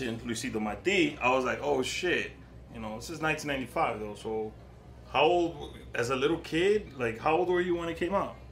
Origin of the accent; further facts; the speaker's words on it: Moca, Espaillat, Dominican Republic; now in Queens, United States; I'm from a campo too. I'm from Laimita in Moca.